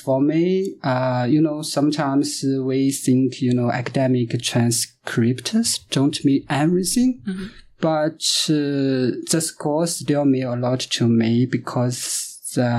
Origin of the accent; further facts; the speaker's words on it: China; moved away as an adult; now in Canada; I'm from China.